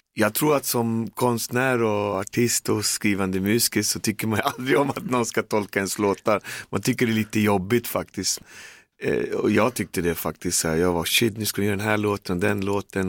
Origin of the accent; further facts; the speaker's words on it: Sweden; Jag har bott i förorten snart till 50 år och jag bor där jag växte upp, där jag kommer ifrån